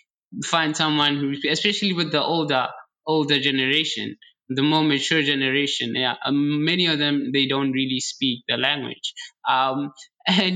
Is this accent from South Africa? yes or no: yes; South Africa; now in China; I'm from Africa, I'm from South Africa, in fact.